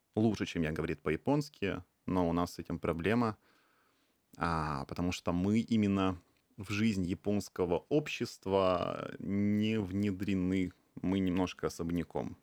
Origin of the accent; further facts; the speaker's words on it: Khabarovsk, Khabarovsk Krai, Russia; now in Tokyo, Japan; я из Хабаровска. А, это дальневосточный город, очень небольшой